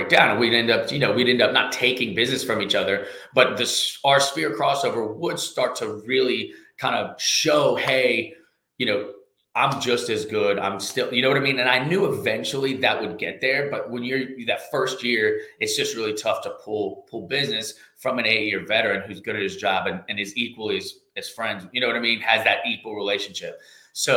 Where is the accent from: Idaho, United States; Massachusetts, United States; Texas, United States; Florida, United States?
Texas, United States; Katy; moved away as an adult; also born or lived in Louisiana; now in Lafayette, United States; I was actually raised in Katy, Texas, just west of Houston